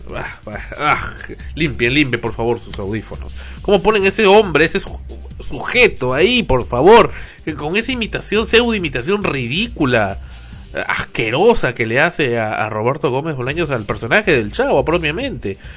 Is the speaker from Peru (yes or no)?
yes; Peru; como peruano